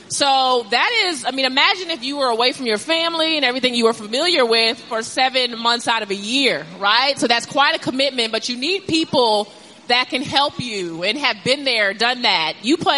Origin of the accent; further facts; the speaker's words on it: Virginia, United States; So I fell in love with this team because I was from Virginia.